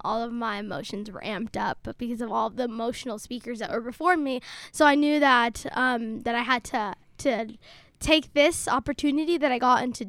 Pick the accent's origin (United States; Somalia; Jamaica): Somalia; also born or lived in Dadaab, Kenya; No, we're from Somalia.